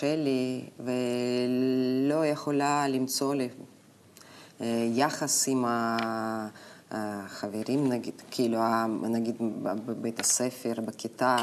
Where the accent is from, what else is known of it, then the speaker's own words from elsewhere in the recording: Novosibirsk, Novosibirsk Oblast, Russia; Hebrew is a second language; moved away as an adult; also born or lived in Moscow, Russia; now in Israel; אני נולדתי בנובוסיבירסק.